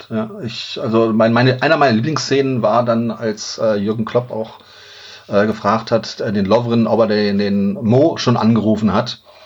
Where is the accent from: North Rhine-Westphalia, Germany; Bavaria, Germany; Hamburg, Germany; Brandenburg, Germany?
North Rhine-Westphalia, Germany; Duisburg; now in Xanten, Germany; Ich bin gebürtiges Kind des Ruhrgebiets